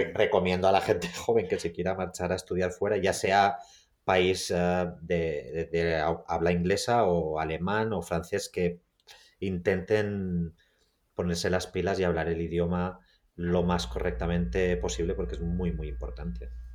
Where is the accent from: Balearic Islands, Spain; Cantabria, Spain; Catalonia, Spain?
Balearic Islands, Spain; Mallorca; moved away as an adult; also born or lived in Cincinnati, United States; now in New York, United States; yo crecí en, en Mallorca, en una isla donde había muy pocas posibilidades